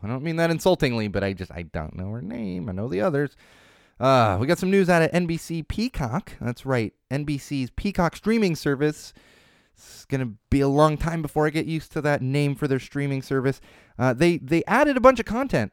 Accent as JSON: {"language": "English", "town": "San Diego", "region": "California", "country": "United States", "tie": "born or raised there", "moved": "yes", "said": "I grew up in San Diego for the most part"}